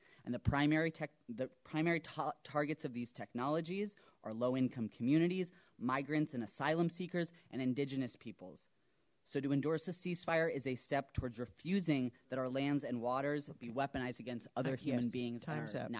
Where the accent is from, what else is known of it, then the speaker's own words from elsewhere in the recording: Marin County, California, United States; I'm a proud anti-Zionist Jew, and I was born and raised in Marin County